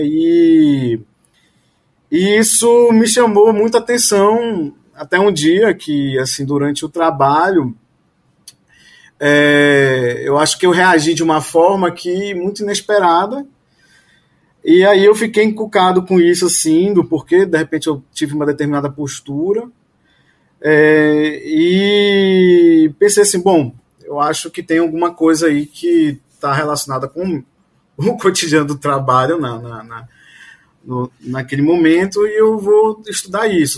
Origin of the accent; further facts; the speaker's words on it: Belém, Pará, Brazil; moved away as an adult; also born or lived in Porto Alegre / Rio de Janeiro / Portugal; now in Bahia, Brazil; Eu sou, eu sou de Belém, mas assim, eu fiz residência em Porto Alegre. Depois eu fui para o Rio.